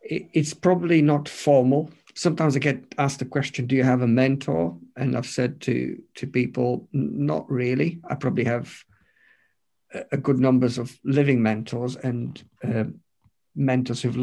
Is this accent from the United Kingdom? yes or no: yes; United Kingdom; You know, we're British, we're reserved.